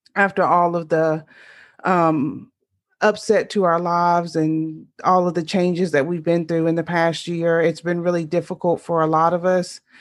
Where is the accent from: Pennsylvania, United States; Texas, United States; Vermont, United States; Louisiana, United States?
Louisiana, United States; born or raised there